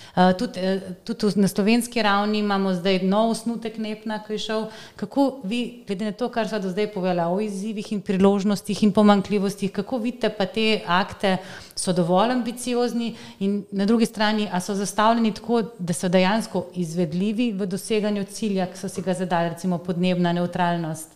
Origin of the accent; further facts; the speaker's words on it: Zasavje, Slovenia; jaz sem iz Zasavja